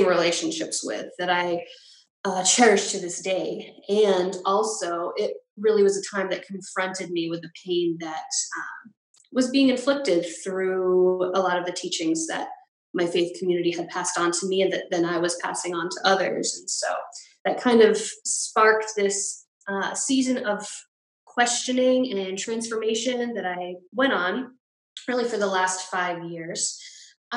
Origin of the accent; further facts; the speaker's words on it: Massachusetts, United States; also born or lived in New York; I am originally from Massachusetts, just moved back home